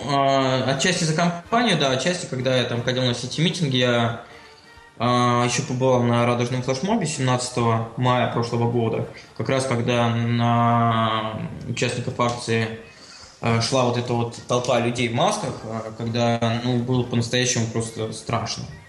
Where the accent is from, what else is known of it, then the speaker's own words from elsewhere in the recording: Saint Petersburg, Russia; я родился в Санкт-Петербурге